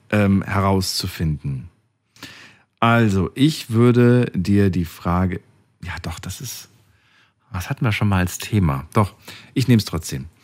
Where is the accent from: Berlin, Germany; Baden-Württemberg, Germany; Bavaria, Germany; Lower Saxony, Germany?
Baden-Württemberg, Germany; born there; Ähm, gebürtig aus dem Kraichgau.